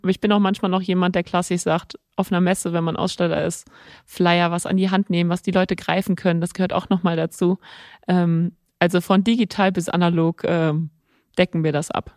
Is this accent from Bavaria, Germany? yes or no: no; Nörvenich, North Rhine-Westphalia, Germany; also born or lived in Mönchengladbach / Venlo; wir sind dann als Kinder, sind wir im Ort, wir sind im Ort aufgewachsen